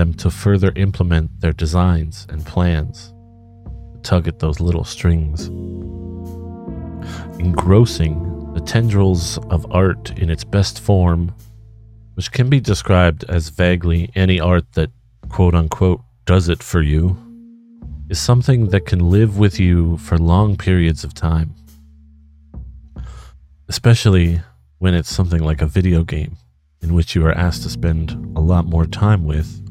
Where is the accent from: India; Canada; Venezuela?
Canada; Vancouver, British Columbia; moved away; I would consider Vancouver, Canada as my hometown, even though I've spent plenty of time away from it